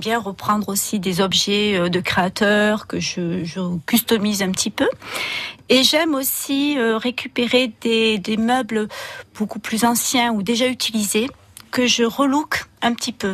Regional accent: Bourg-Madame, Occitania, France; moved away as an adult; now in Canet-en-Roussillon, France; je suis originaire de Bourg-Madame

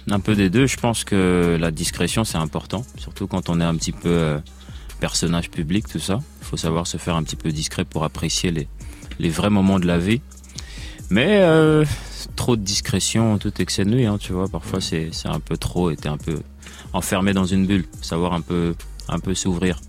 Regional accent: Belgium; je viens de Belgique

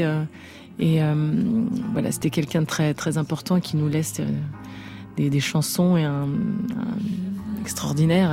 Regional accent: Brest, Brittany, France; Brest, qui est ma ville de naissance

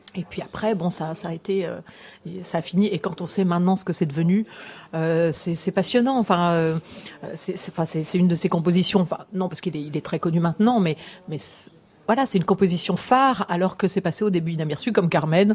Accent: France; en tant que Français

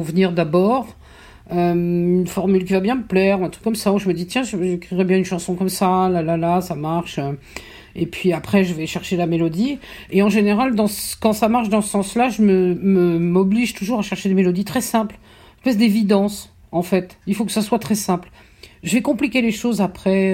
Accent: Toulouse, Occitania, France; Je suis pas né à Toulouse, moi j'ai grandi à Toulouse

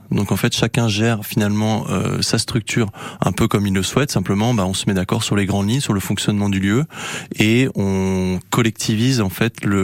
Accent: Tréla, Brittany, France; ben Moi, finalement, j'ai grandi sur, euh, sur Tréla, justement, euh, là où j'ai repris la ferme de mon père il y a, 6 six ans.

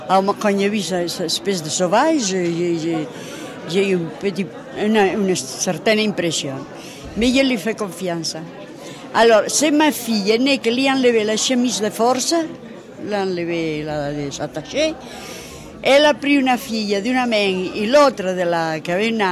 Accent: Spain; moved away as an adult; now in France; je suis venue d'Espagne directement ici. J'ai passé les Pyrénées à pied avec ma fille de 4 ans. Je suis venue directement ici.

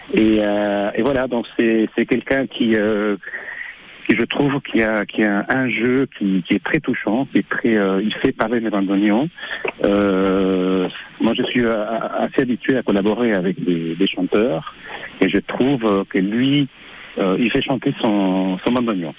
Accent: Argentina; moved away; mes origines, euh, argentins, je, car je suis né en Argentine

